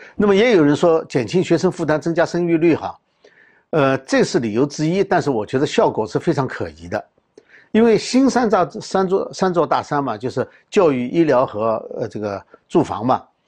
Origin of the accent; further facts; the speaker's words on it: China; 我们中国人